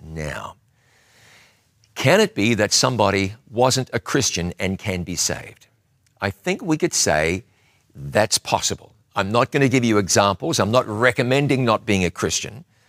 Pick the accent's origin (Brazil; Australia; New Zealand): New Zealand; Huntly, Waikato; That's where I was born.